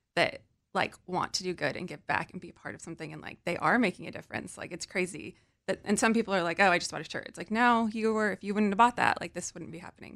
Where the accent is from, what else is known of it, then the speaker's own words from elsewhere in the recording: California, United States; also born or lived in New York; I'm from California